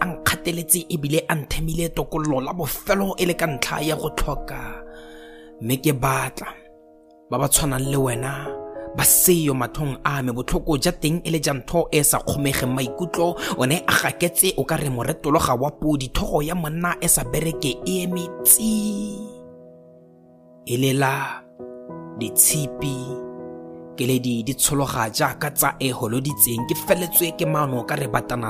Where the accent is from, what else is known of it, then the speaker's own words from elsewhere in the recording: Botswana; I am a poet from Botswana.